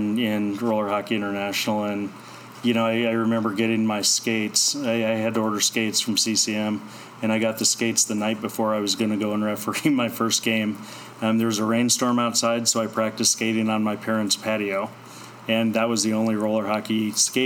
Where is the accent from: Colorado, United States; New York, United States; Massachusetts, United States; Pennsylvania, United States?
Colorado, United States; Denver; I'm from Denver and close